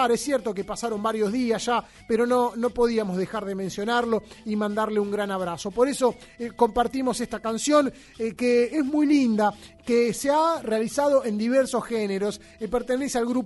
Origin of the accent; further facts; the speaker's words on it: Pampa de los Guanacos, Santiago del Estero, Argentina; soy santiagueño de Pampa Los Guanacos